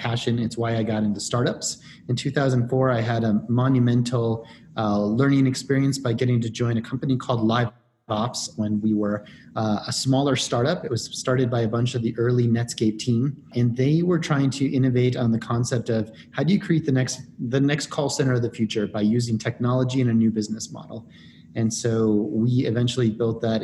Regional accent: Denver, Colorado, United States; moved away as an adult; also born or lived in East Coast / Midwest / Santiago, Chile / Rio de Janeiro, Brazil; I'm from Denver, Colorado

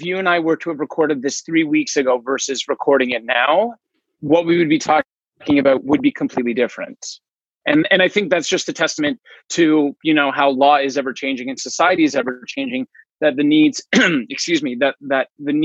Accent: Toronto, Ontario, Canada; I was born in Toronto, Ontario

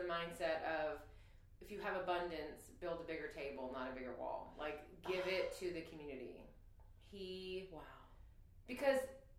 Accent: Houston, Texas, United States; And it was not, I was from Houston.

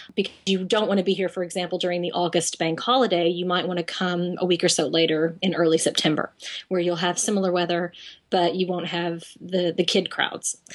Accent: Texas, United States; now in London, United Kingdom; I'm I'm a girl from Texas and I love country

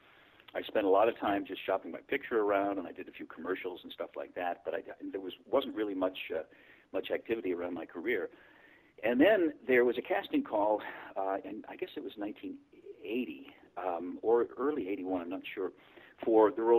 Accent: St. Louis, Missouri, United States; moved away as an adult; also born or lived in East Coast; now in Los Angeles, United States; I was born in St. Louis, Missouri. And I lived there till I was about 21

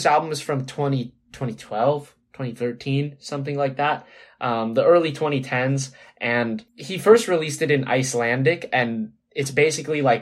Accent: Southern California, United States; I'm from Southern California

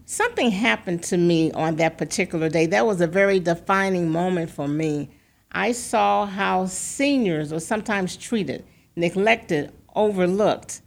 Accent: St. Louis, Missouri, United States; also born or lived in Boston; growing up in Saint Louis

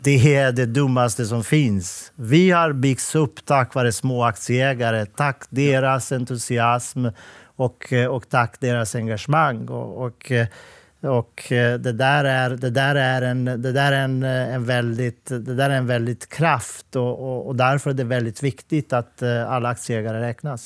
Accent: Montenegro; Swedish is a second language; also born or lived in Bosnia; now in Sweden; Jag är född och uppväxt i Montenegro

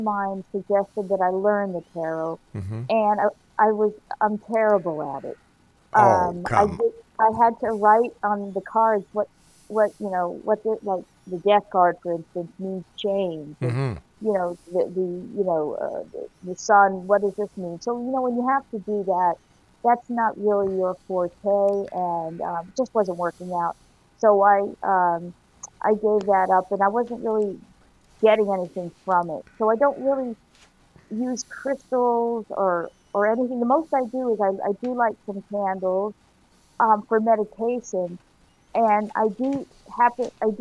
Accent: Miami, Florida, United States; I was born in Miami

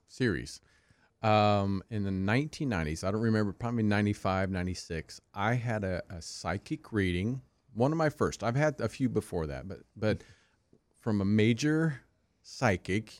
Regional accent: Kansas, United States; I grew up in Kansas, the Bible Belt

